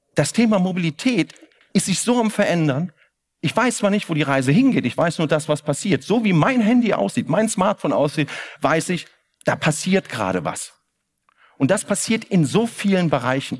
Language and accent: German; Koblenz, Rhineland-Palatinate, Germany; now in Cologne, Germany; Ich komme aus Koblenz